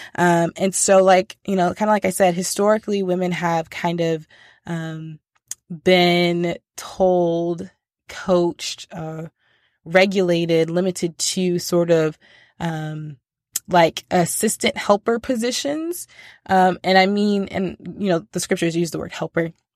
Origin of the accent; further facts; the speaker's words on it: United States; I'm American, and I'm deeply American in that I speak one language and one language only.